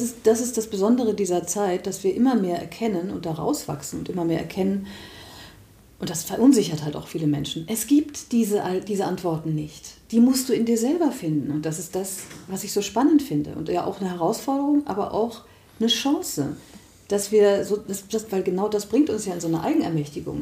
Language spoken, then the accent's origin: German; Germany; wir als Deutsche